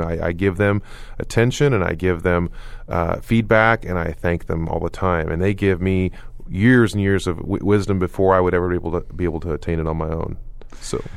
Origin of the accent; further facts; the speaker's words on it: Oklahoma, United States; moved away; when I moved away from Oklahoma, people didn't believe me, and I moved back to Oklahoma